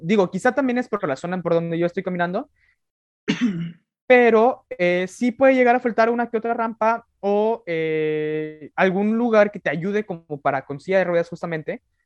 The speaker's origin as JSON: {"language": "Spanish", "country": "Mexico", "said": "el español castellano que hablamos en México"}